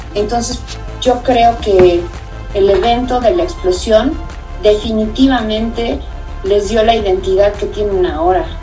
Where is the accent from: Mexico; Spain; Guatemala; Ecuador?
Mexico; Ecatepec, State of Mexico; yo era de Ecatepec, yo, yo nací en Ecatepec y viví en Ecatepec.